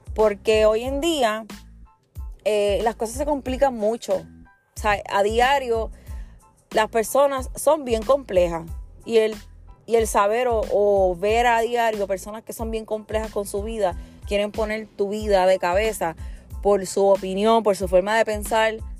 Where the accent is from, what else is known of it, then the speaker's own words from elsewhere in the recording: Puerto Rico; Nosotros los puertorriqueños, hablando de mí, que soy puertorriqueña